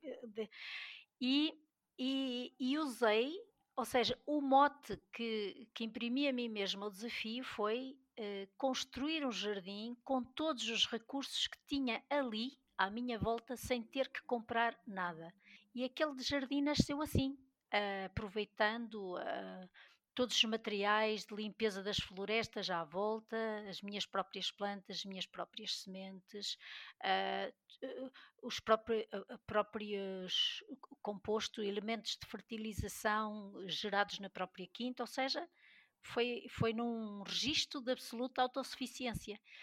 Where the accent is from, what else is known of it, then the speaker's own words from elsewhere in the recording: Peso da Régua, Norte, Portugal; now in Vila Real, Portugal; sou do Douro, da Régua, mas vivo em Vila Real